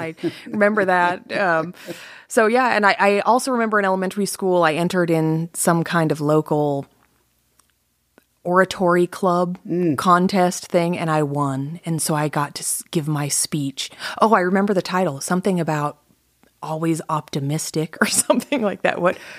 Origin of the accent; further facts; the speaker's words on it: Atlanta, Georgia, United States; I claim that I'm from Atlanta, Georgia, because that's where I lived the most times and where I graduated from high school. But I've lived all over the place.